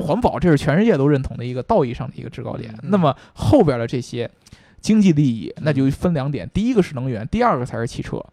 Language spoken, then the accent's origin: Chinese; China; 我们中国人